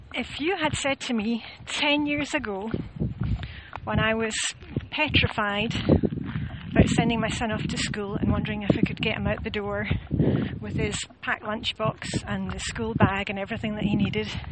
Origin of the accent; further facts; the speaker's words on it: Scotland, United Kingdom; I'm Scottish